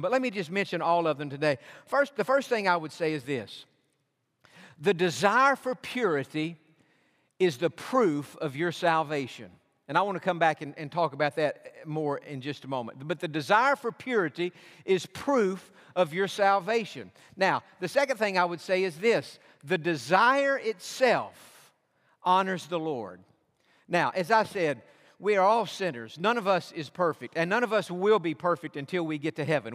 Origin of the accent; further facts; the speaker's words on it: Georgia, United States; now in Texas, United States; I was born in Georgia